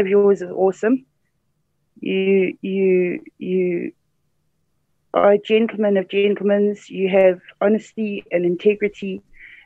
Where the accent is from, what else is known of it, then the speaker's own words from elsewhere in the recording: Mvuma, Midlands, Zimbabwe; I grew up in Mvuma, which is on the way to Inkledorn to Salisbury, Harare